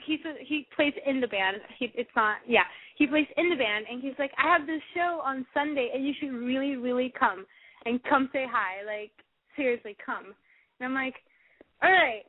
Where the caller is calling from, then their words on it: San Francisco, California, United States; I'm 19 and I'm calling from San Francisco.